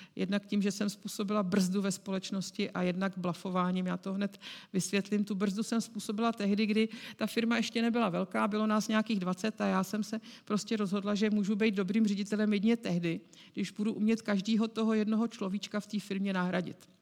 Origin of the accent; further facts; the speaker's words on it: Prague, Czechia; protože já jsem Pražačka. A když jsem přišla do CZC, tak jsem byla jedinou Pražačkou.